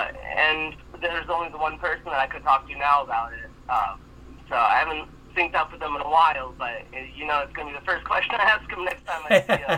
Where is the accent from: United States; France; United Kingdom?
United States; Florida; saying I'm from Florida